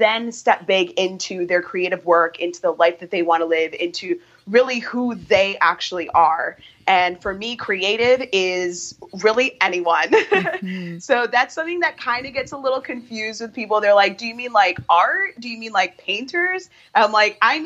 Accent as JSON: {"language": "English", "town": "Chicago", "region": "Illinois", "country": "United States", "tie": "born or raised there", "said": "I am from Chicago, born and raised, and still live here."}